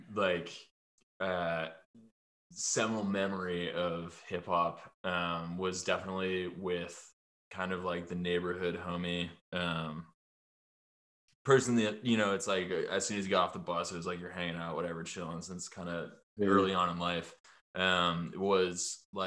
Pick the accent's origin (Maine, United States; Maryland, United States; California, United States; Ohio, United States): Maine, United States; Yarmouth; We grew up in Yarmouth, Maine